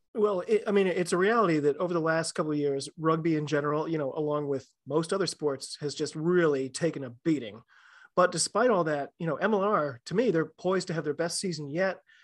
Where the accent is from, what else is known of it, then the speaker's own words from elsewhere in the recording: United States; I'm an American rugby fan